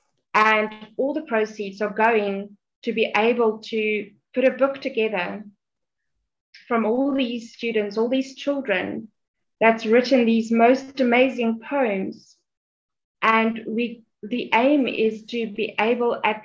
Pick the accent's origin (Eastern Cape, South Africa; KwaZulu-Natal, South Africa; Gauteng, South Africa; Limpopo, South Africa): Gauteng, South Africa; Johannesburg; I'm from South Africa, Johannesburg